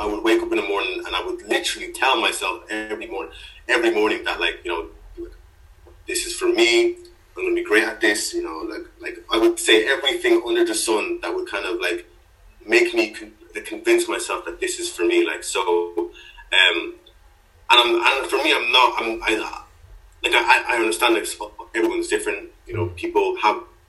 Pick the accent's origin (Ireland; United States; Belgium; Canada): Ireland; Swords, Leinster; I'm from Swords